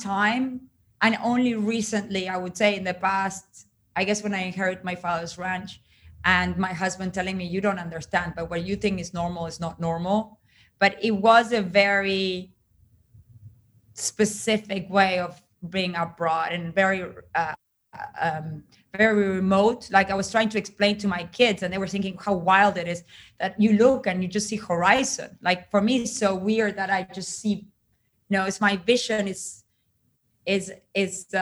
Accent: Uruguay; I grew up in Uruguay in a very particular time in history

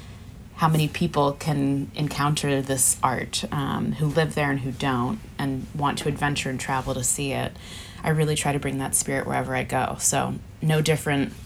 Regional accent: Philadelphia, Pennsylvania, United States; moved away as an adult; now in Los Angeles, United States; I grew up in Philadelphia on the East Coast

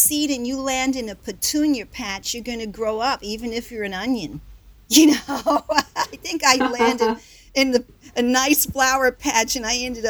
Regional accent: Southern United States, United States; But, you know, growing up in the South and everything, being, mixed like that, and there were not so many opportunities.

